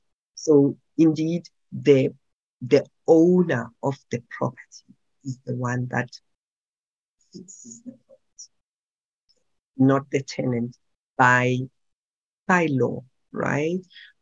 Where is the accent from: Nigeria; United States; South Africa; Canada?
South Africa; Pretoria, Gauteng; Soweto is too far for me. I'm from Pretoria. I only understand Pretoria and Tembisa.